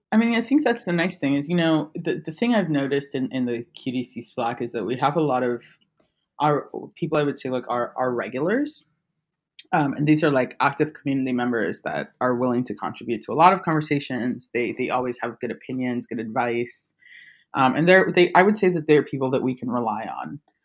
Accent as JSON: {"language": "English", "country": "Trinidad & Tobago", "tie": "born or raised there", "moved": "yes", "lives_now": "Buenos Aires, Argentina", "said": "I'm a Trinidadian born graphic designer. Um, I currently live in Buenos Aires, Argentina"}